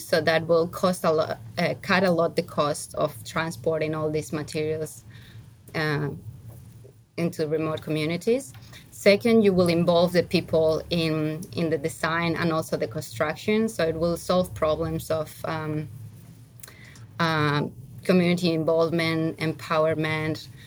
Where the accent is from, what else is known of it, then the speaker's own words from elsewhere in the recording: Spain; now in Australia; I come from Spain